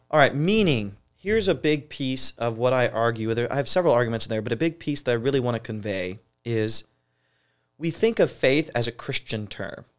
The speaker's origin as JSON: {"language": "English", "town": "Ashland", "region": "Ohio", "country": "United States", "tie": "born or raised there", "also_born_or_lived": "Boston area", "moved": "as an adult", "lives_now": "Portland, United States", "said": "I grew up in Ohio, so I'm a Buckeye, uh, born and raised."}